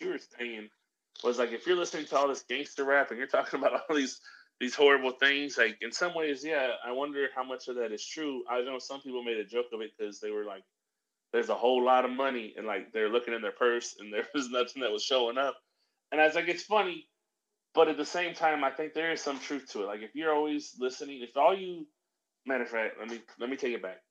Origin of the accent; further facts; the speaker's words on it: Middle America, Midwest, United States; I grew up in Middle America